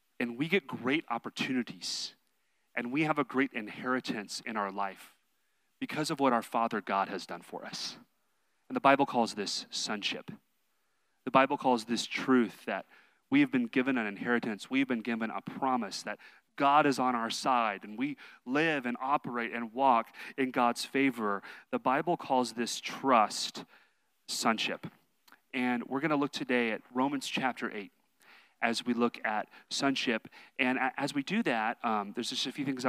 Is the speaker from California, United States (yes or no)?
no; Texas, United States; I'm from Texas